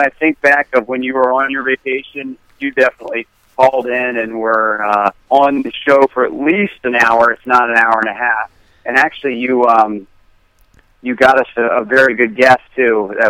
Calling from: Long Beach Island, New Jersey, United States; I'm calling from Long Beach Island in New Jersey on a family vacation. And we've been here for a week.

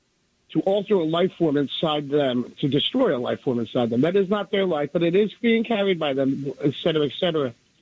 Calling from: New Jersey, United States; from New Jersey.

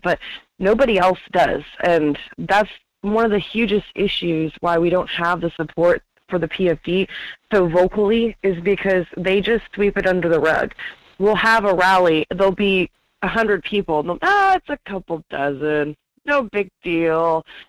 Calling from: Wasilla, Alaska, United States; I'm calling from Wasilla.

